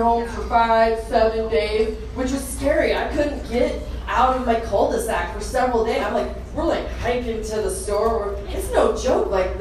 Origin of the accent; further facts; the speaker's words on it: Boise, Idaho, United States; I'm right here where I was born and raised in Boise, Idaho